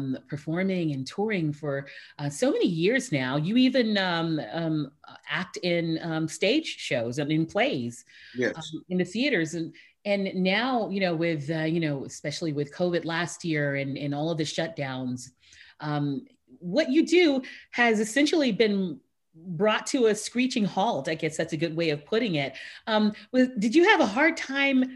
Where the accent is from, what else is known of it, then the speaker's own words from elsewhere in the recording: Houston, Texas, United States; I was born and raised in Houston